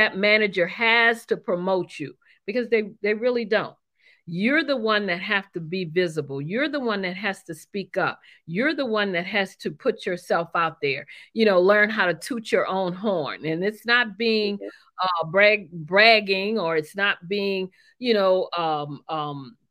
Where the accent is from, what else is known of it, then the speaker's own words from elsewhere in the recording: New Orleans, Louisiana, United States; moved away; I'm originally from New Orleans, Louisiana